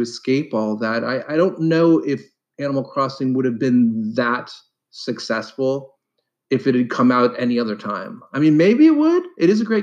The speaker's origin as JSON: {"language": "English", "town": "Columbus", "region": "Ohio", "country": "United States", "tie": "born or raised there", "said": "so I mostly grew up in Columbus, Ohio."}